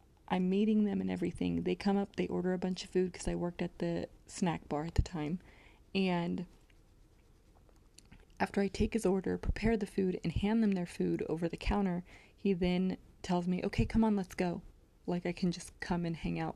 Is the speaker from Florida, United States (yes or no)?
no; Modesto, California, United States; went to this place called McHenry Mansion. If you are from my hometown, you will probably be very familiar with this place.